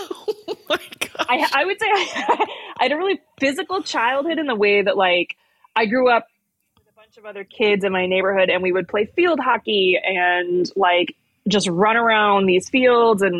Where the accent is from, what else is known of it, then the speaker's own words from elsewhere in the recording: Morgan Hill, California, United States; I grew up in a town called Morgan Hill that's like in the Bay Area.